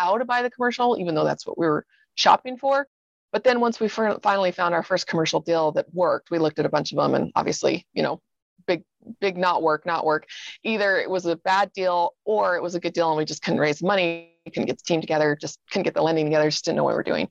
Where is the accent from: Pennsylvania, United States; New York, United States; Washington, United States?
Washington, United States; Seattle; moved away as an adult; also born or lived in Idaho / Austin, Texas; now in Salt Lake City, United States; I spent 20 years growing up in Seattle